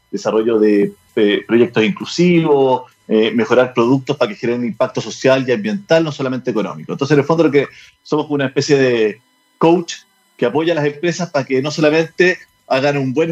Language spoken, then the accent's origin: Spanish; Chile; porque finalmente lo primero que nos une es que somos chilenos.